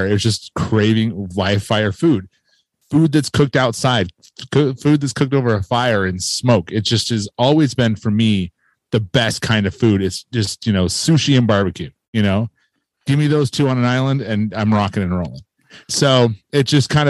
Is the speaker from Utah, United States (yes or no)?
yes; Lehi, Utah, United States; I'm from Lehigh, Utah